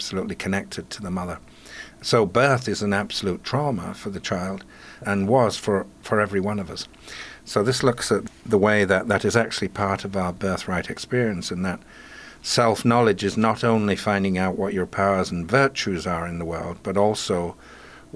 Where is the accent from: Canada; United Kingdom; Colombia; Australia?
United Kingdom; Yorkshire and the Humber; now in Pacific Northwest, United States; I grew up in Yorkshire of an Irish mother with two linguistic rivers joining together